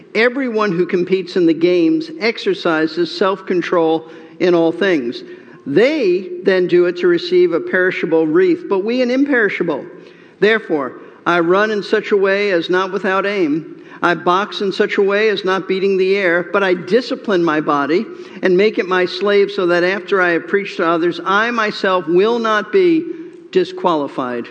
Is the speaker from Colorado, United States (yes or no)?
no; New York City, New York, United States; Growing up in New York City